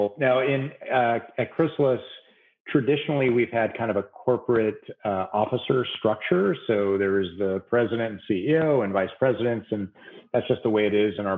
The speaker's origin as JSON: {"language": "English", "area": "San Francisco Bay Area", "region": "California", "country": "United States", "also_born_or_lived": "upstate New York / Washington, D.C. area", "moved": "as an adult", "lives_now": "Southern California, United States", "said": "I'm from the Bay Area"}